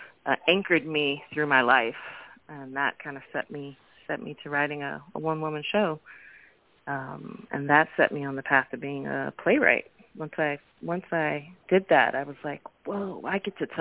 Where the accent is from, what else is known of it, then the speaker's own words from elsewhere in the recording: Oakland, California, United States; also born or lived in New Orleans; growing up in Oakland and watching it shift. I grew up in the 80s